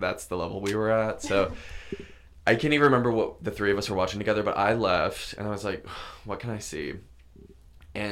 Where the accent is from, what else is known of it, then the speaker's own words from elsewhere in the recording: Valdosta, Georgia, United States; I'm from Valdosta, Georgia